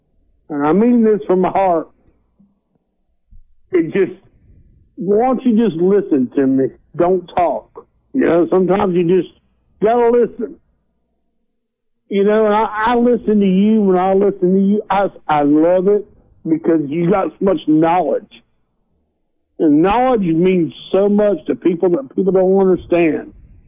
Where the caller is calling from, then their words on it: Dothan, Alabama, United States; also born or lived in Bergman, Arkansas; I'm calling from Dothan, Alabama.